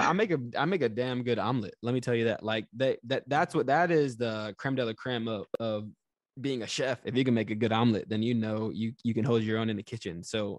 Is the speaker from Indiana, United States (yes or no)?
no; California, United States; born there; also born or lived in Japan; So I'm a military brat. I was born in California, lived in Japan for 3.5 years.